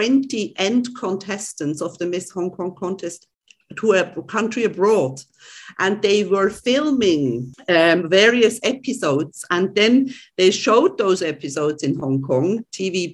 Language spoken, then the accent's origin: English; Switzerland; first language German; English is a second language; moved away as an adult; also born or lived in Spain / Greece; now in Cyprus; I was born in this German-speaking village in Switzerland